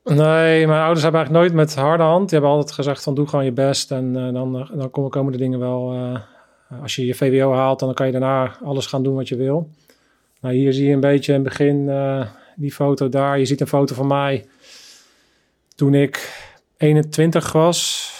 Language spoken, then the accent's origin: Dutch; The Hague, South Holland, Netherlands; in zo'n brave, eigenlijk brave witte buurt eigenlijk ben opgegroeid